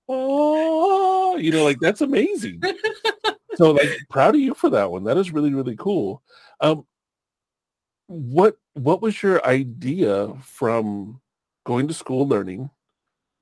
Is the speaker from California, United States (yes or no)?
yes; Long Beach, California, United States; also born or lived in Oceanside, California / Santa Rosa area, California; I grew up in Southern California